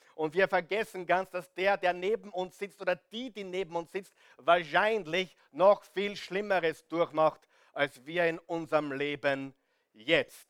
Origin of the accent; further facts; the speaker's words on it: Austria; ich bin da am Land aufgewachsen